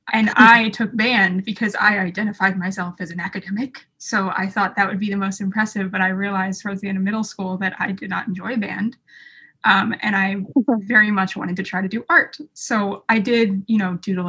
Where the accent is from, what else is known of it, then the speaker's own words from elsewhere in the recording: Atlanta, Georgia, United States; also born or lived in Colorado; now in New York, United States; I'm currently a student at Stark at NYU, but I grew up in Atlanta